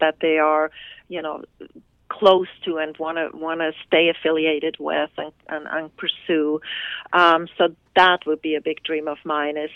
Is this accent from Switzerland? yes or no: yes; Switzerland; now in California, United States; my home country, which is Switzerland